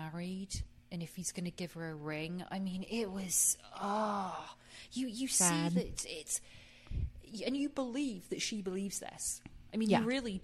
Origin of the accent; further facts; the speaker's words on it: England, United Kingdom; I'm from England.